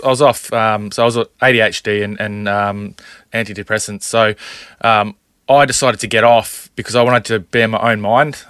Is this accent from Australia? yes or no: yes; Townsville, Queensland, Australia; growing up in Townsville